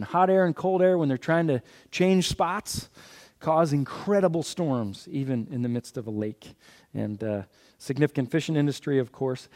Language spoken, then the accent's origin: English; Philadelphia, Pennsylvania, United States; I'm from Philadelphia.